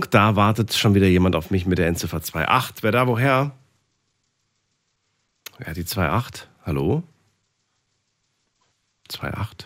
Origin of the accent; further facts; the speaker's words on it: Heilbronn, Baden-Württemberg, Germany; Ja, aus Heilbronn.